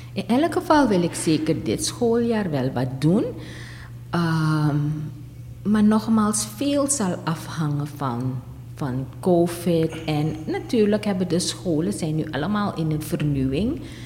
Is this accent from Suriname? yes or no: yes; Suriname; onze Surinaamse dingen